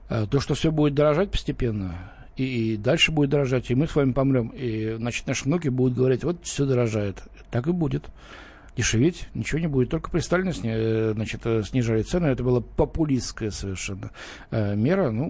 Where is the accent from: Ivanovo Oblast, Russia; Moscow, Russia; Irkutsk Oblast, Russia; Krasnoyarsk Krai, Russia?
Moscow, Russia; Э, Лен, мы с тобой москвичи